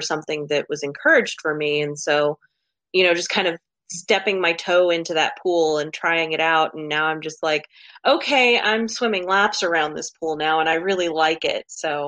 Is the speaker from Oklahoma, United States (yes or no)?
yes; Oklahoma, United States; I am from Oklahoma. I'm a counselor and I'm 35